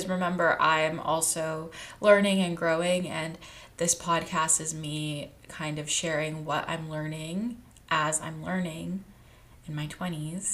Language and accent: English; Texas, United States; moved away as an adult; now in California, United States; I moved from Texas, and I grew up in Texas, and I went to college about an hour away from home